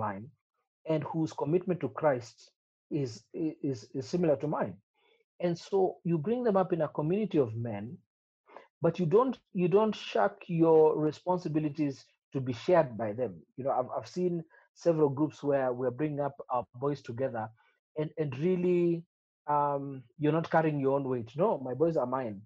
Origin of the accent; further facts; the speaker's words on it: Kericho, Kericho County, Kenya; we grew up in Kericho